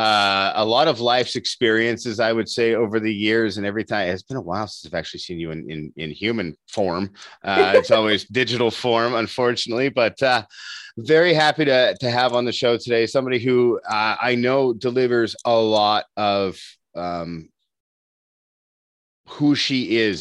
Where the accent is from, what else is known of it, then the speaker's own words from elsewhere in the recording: Dunnville, Ontario, Canada; here in my hometown, Dunville